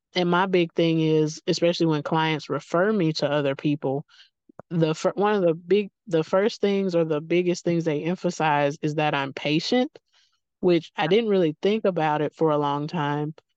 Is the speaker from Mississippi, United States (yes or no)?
yes; Mississippi, United States; I'm not far from Oxford, Mississippi, which is Faulkner City